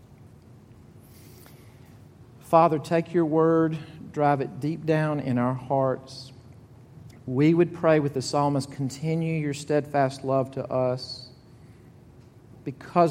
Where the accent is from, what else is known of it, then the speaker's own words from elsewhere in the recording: Jackson, Mississippi, United States; moved away; I'm from Jackson, Mississippi. Not a lot of snows. There's not a ton of them here, but there's less in Jackson, Mississippi